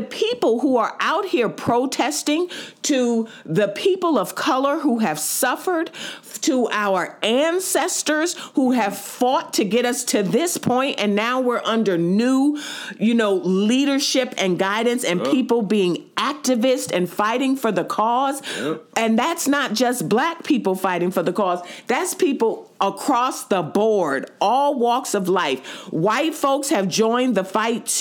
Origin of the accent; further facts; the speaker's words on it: New York City, New York, United States; Being a New Yorker, native New Yorker